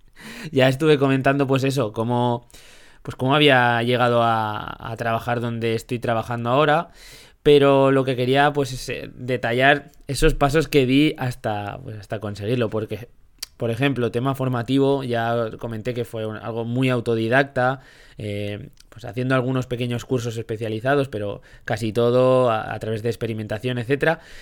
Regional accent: Zaragoza, Aragon, Spain; somos de, aquí de Zaragoza

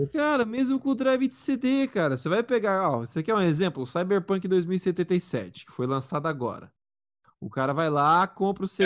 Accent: São Paulo, Brazil; eu sou paulista

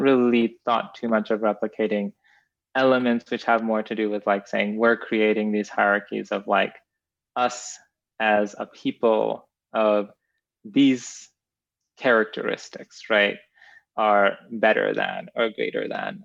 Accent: Edmonton, Alberta, Canada; moved away as an adult; also born or lived in Kenya; now in United States; I was born in Kenya, and then I moved to Canada at a very young age, and I now live in the United States

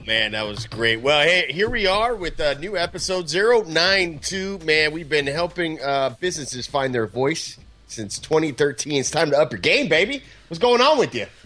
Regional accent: Southern California, United States; moved away as an adult; also born or lived in Chicagoland area; when I moved back from the Chicagoland area to Southern California, where I'm originally from

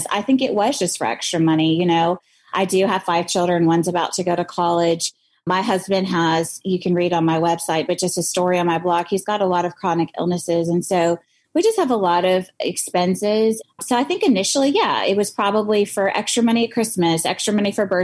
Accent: the South, United States; growing up in the South.

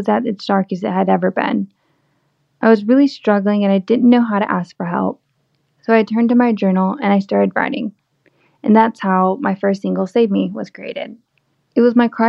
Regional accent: Southeast Texas, United States; moved away as an adult; now in Nashville, United States; I was born and raised in Southeast Texas near the Gulf

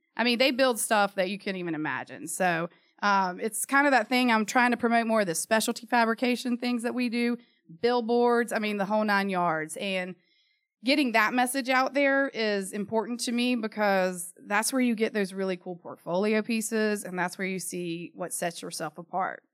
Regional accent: Charlotte, North Carolina, United States; Born and raised in Charlotte, parents born and raised in Charlotte

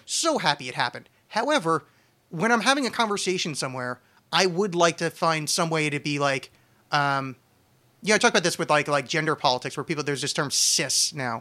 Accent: New Jersey, United States; now in Portland, United States; I'm from New Jersey

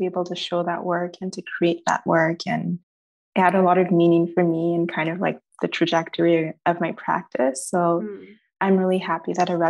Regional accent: Nigeria; I think economics, I'm Nigerian. All Nigerian parents want one doctor, one engineer, and one lawyer.

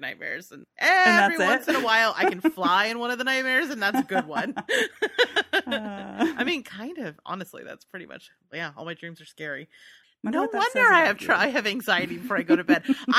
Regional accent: United States; Whatever. We're American.

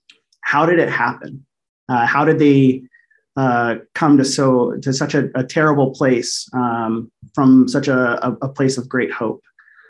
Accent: Jackson County, Missouri, United States; born there; But I was born in Jackson County, Missouri. So this place is very near and dear to my heart. I still have family that live there.

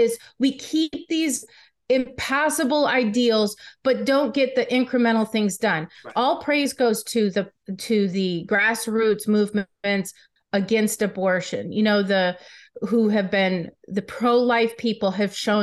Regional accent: Michigan, United States; I'm from Michigan

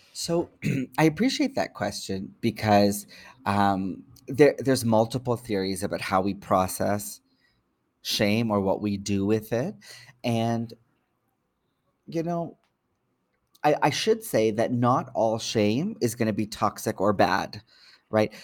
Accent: Toronto, Ontario, Canada; I'm born and raised in Toronto

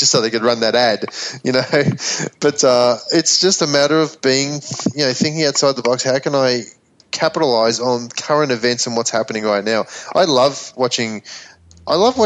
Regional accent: Melbourne, Victoria, Australia; moved away; my hometown in Melbourne

